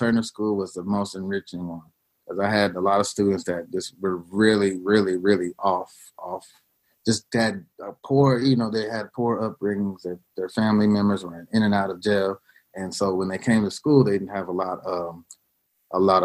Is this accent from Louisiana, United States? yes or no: yes; Louisiana, United States; also born or lived in Middle East; now in Texas, United States; I was born in Louisiana.